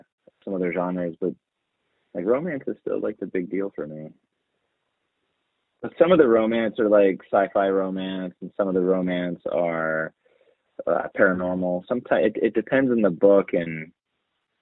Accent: United States; being from America and growing up the time period that I grew up

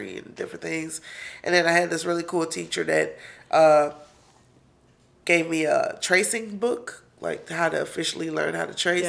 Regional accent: Detroit, Michigan, United States; also born or lived in San Antonio, Texas; I was born in Detroit, and then for preschool, I was in San Antonio

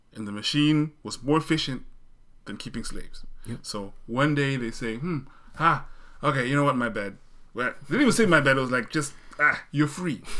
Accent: Zimbabwe; moved away; I grew up in Zimbabwe where I sort of was exposed to a more formal British English.

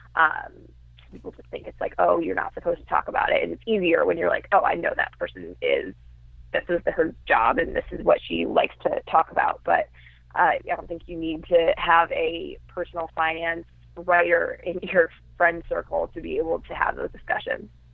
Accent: Chicago, Illinois, United States; now in Brooklyn, United States; I'm originally from the Chicago area, but I live in Brooklyn, New York now

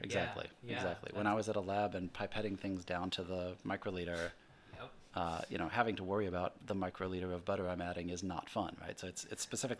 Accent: Midwest, United States; Growing up in the Midwest, my dad was grew up on a farm

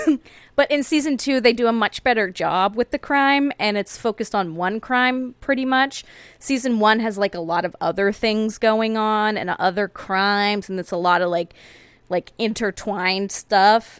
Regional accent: United States; ours as Americans

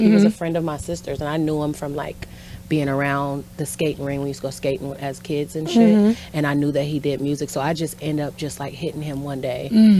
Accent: Sacramento, California, United States; also born or lived in Bay Area, California; I was born in the Bay Area. Okay. I migrated to Sacramento early years.

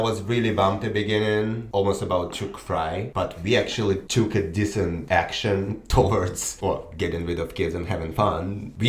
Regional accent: Belarus; now in United States; I'm from Belarus

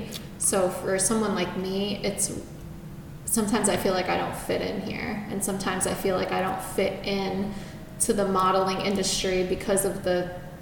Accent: East Coast, United States; my personal opinion growing up on the East Coast, I think people are a lot more authentic and true to themselves there.

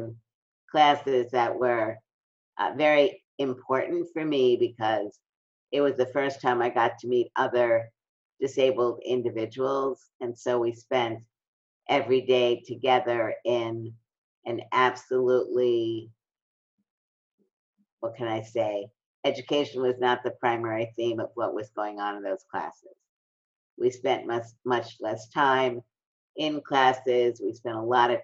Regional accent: New York City, New York, United States; I'm from Brooklyn, and really a lot of my development was the result of experiencing discrimination

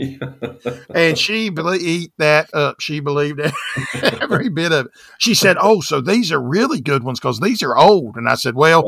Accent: the South, Southern United States, United States; now I'm from the South

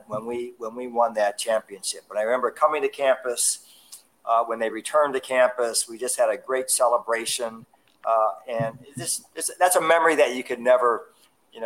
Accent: Fort Lauderdale, Florida, United States; I'm a native of South Florida. I grew up in Fort Lauderdale

